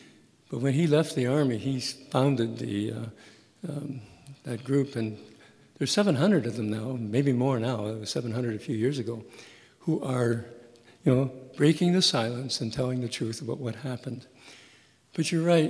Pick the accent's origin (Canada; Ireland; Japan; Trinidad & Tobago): Canada; I'm a Canadian citizen